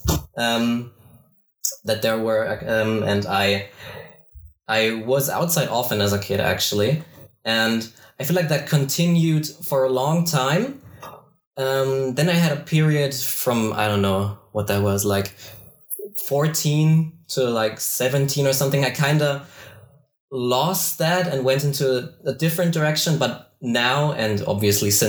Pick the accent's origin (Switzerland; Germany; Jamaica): Germany; Bavaria; I am from Bavaria, Germany.